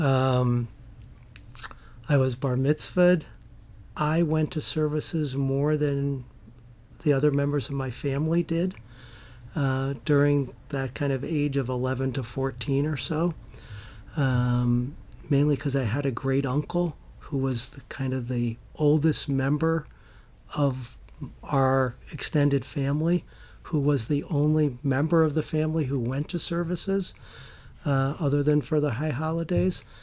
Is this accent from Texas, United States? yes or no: no; Middletown, New York, United States; grew up in Middletown, New York, which is a small town in the Catskills